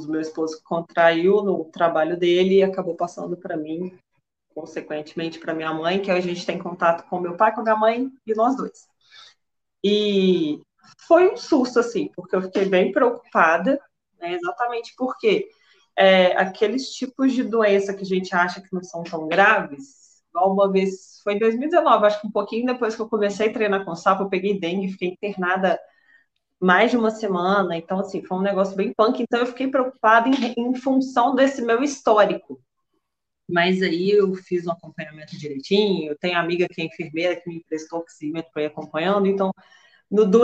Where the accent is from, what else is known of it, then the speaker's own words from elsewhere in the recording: Belo Horizonte, Minas Gerais, Brazil; eu sou aqui de BH, sou bancária, tenho 33 anos.